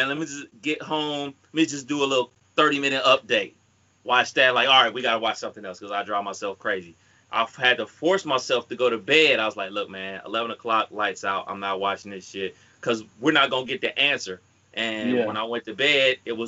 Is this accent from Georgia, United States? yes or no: no; Cleveland, Ohio, United States; growing up in Cleveland